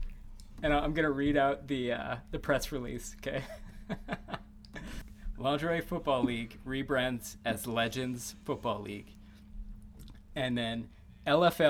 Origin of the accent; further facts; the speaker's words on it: the Prairies, Canada; I'm from the prairies as well